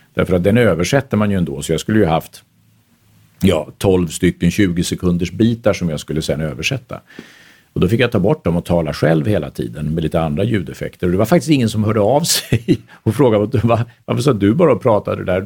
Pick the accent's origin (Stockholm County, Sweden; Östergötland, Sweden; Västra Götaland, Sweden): Stockholm County, Sweden; Stockholm; also born or lived in Vienna, Austria; som stockholmare